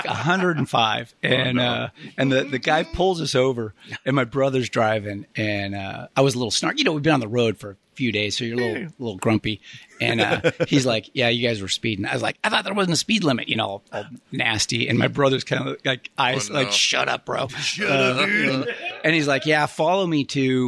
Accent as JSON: {"language": "English", "region": "Midwest", "country": "United States", "moved": "as an adult", "lives_now": "Lakewood, United States", "said": "We're from the Midwest, and all the Nelson, Johnson, Swanson, Swenson, all the Scandinavian folks"}